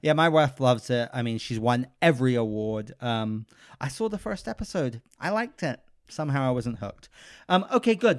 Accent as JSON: {"language": "English", "country": "United Kingdom", "tie": "born or raised there", "moved": "yes", "said": "I'm British, so I grew up with Paddington"}